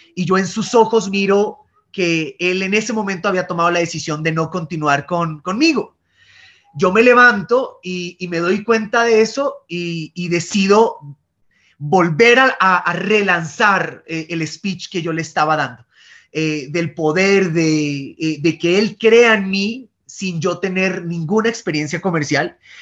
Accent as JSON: {"language": "Spanish", "town": "Pasto", "region": "Nariño", "country": "Colombia", "tie": "born or raised there", "also_born_or_lived": "Bogotá", "accent": "pastuso", "moved": "as an adult", "said": "el acento es pastucito. Soy, soy pastuso de crianza, na, nací en Bogotá, pero viví toda, toda mi infancia y mi juventud en, en San Juan de Pasto."}